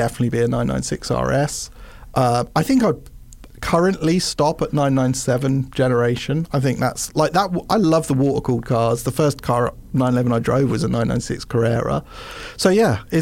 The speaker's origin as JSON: {"language": "English", "region": "England", "country": "United Kingdom", "said": "as an English person"}